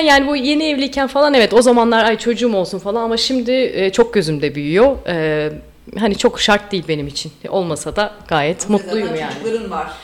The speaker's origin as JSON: {"language": "Turkish", "region": "Istanbul", "country": "Turkey", "tie": "born or raised there", "also_born_or_lived": "Amsterdam, Netherlands", "moved": "yes", "said": "İstanbul'a kesin dönüş yaptı ailem"}